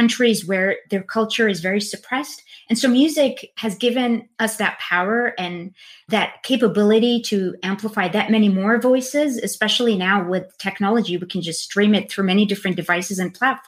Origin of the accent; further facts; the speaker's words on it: Bahrain; I come from Bahrain